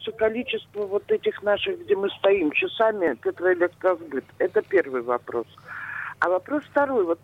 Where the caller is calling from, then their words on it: Pushkin, Saint Petersburg, Russia; Алло, здравствуйте … я из Пушкина.